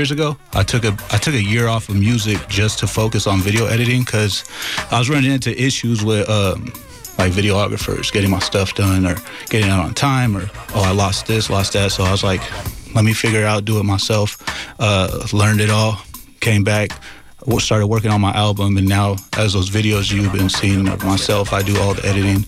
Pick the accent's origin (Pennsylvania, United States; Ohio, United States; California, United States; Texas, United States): California, United States; San Jose; I come from San Jose, California